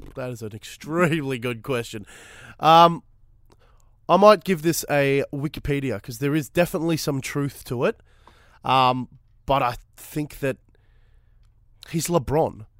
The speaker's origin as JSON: {"language": "English", "town": "Fitzroy", "region": "Victoria", "country": "Australia", "tie": "born or raised there", "said": "I was born in Fitzroy"}